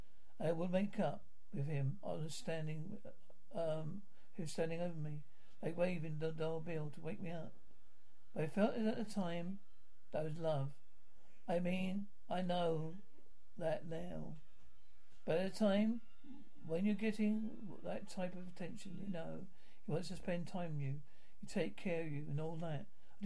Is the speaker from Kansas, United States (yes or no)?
yes; Kansas, United States; I grew up in Northwest Kansas. Out in the country. Everybody knew each other.